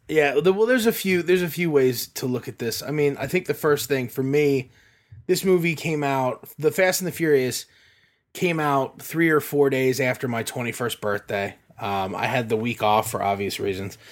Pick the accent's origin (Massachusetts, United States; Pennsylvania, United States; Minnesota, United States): Pennsylvania, United States; Sinking Spring; the drive-in that I grew up with in Sinking Spring